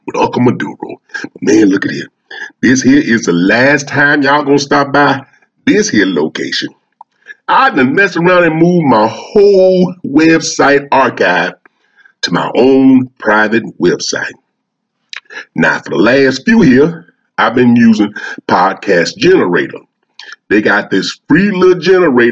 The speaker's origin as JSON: {"language": "English", "region": "Louisiana", "country": "United States", "tie": "born or raised there", "said": "Louisiana, my hometown."}